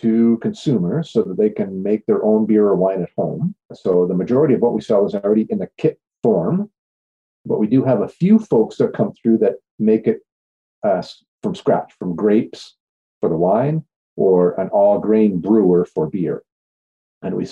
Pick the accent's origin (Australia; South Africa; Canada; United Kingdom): Canada; Cornwall, Ontario; I was born originally in Cornwall, Ontario, and at a fairly early age, I ended up working in a pub.